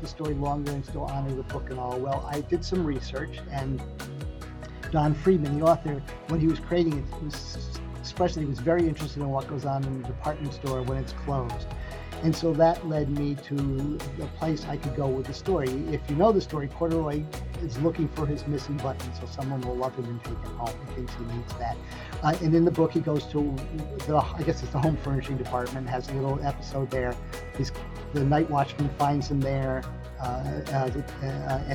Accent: Lancaster, Pennsylvania, United States; when I was first working at this theater in my hometown, where I live now in Lancaster, Pennsylvania

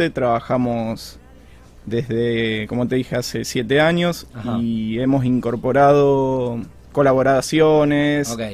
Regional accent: Casilda, Santa Fe, Argentina; also born or lived in Rosario; Nací en Rosario, me mudé a Casilda, volví a Rosario a estudiar

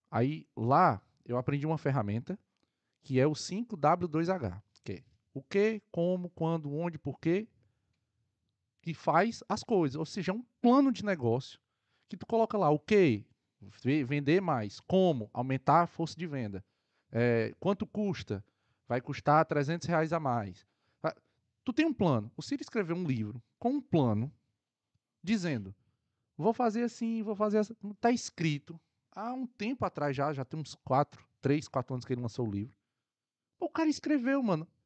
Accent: Ceará, Brazil; Eu conheço, de perto, tô, sou do Ceará.

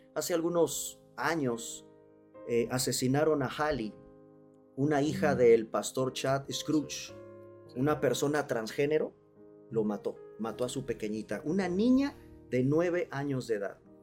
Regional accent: Mexico; los mexicanos hacemos nuestras calaveritas a manera poética y de rimas

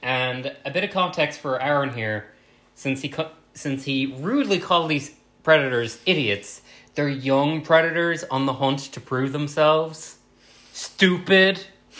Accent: Ireland; we're both Irish.

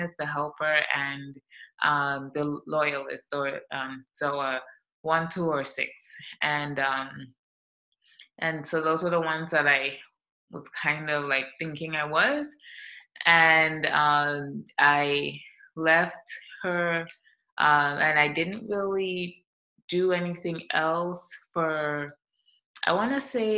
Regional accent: St. Vincent & Grenadines; moved away as an adult; now in United States; I'm from the Caribbean. I'm from St. Vincent and the Grenadines. It's a small island in the South Caribbean, and I came to the U.S. when I was 19.

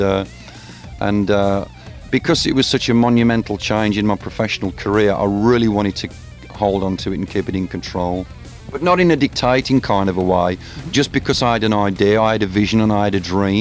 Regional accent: Birmingham, West Midlands, United Kingdom; Birmingham, my hometown in England

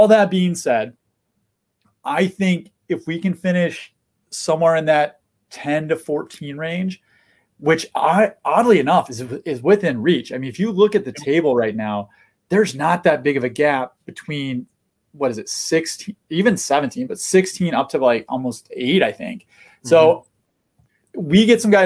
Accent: United States; as an American sports fan

